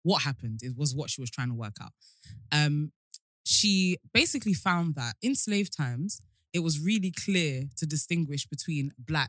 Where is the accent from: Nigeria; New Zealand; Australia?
Nigeria; growing up in African society, in Nigerian specifically